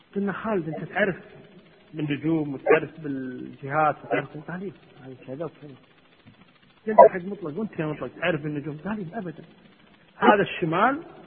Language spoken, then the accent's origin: Arabic; Kuwait; عندنا في الكويت